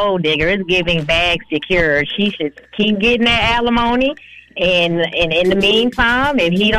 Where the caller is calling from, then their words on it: Atlanta, Georgia, United States; I'm calling from Camp Creek, ATL.